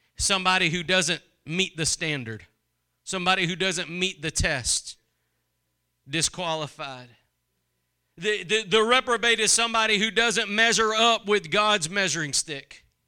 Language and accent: English; Texas, United States; I'm from Texas